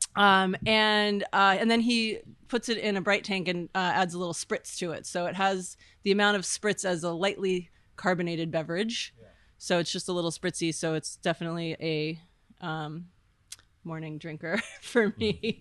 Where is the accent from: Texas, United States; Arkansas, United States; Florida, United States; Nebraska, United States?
Florida, United States; Miami; moved away as an adult; also born or lived in Olympia, Washington / New York City / British Virgin Islands; I grew up in Miami on a sailboat with my dad